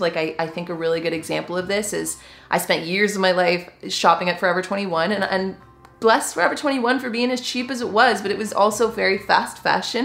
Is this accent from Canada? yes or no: yes; Canada; I am just a Canadian gal